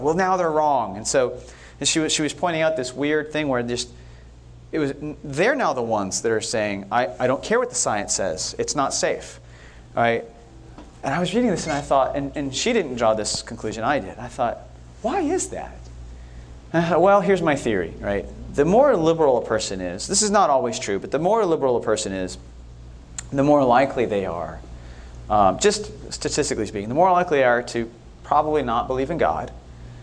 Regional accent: Northern California, United States; moved away; also born or lived in United Kingdom / Texas; as a kid, I grew up in Northern California, and I used to go to San Francisco every weekend

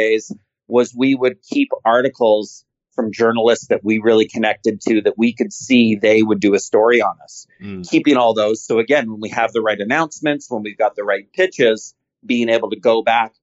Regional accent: Canada; I'm a Canadian

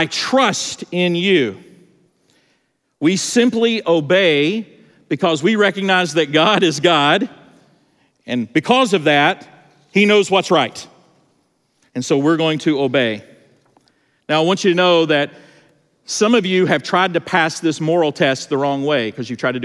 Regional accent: Georgia, United States; I'm from Georgia

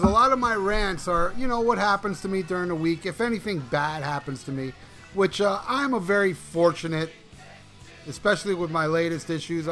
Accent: United States; us Americans

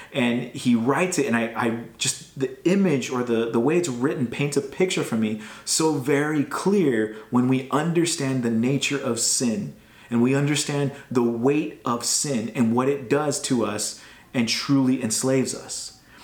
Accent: United States; growing up in America, we are taught about freedom

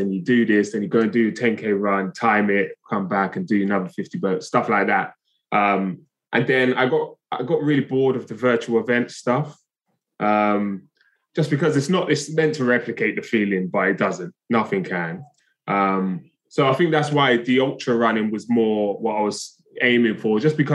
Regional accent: London, United Kingdom; I'm from Brixton, South London originally, which is a very urban area

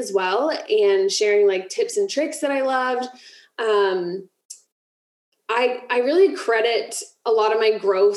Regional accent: Ohio, United States; moved away as an adult; now in Florida, United States; we moved from Ohio to Florida. And so that market of like, I had never left Ohio. That was like my pool of people that I grew up with and went to college and high school with.

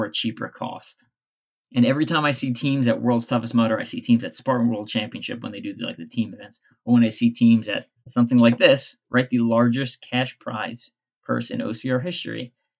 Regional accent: Long Island, New York, United States; now in Midwest, United States; I grew up in Long Island.

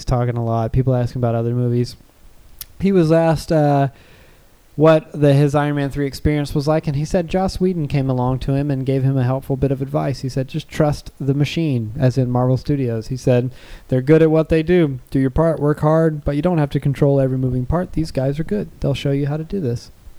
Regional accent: England, United Kingdom; I'm from England.

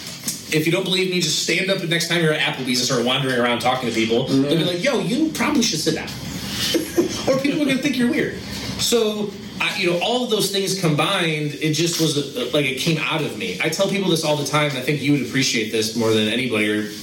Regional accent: Northern Michigan, United States; moved away; I grew up in Michigan

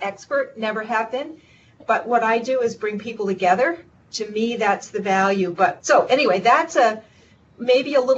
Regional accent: Vermont, United States; I grew up in Vermont, so I'm a native Vermonter

